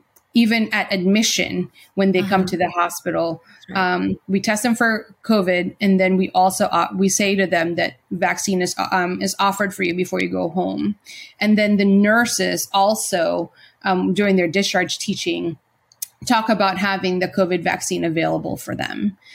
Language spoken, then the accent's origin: English; Philippines; We're Filipino.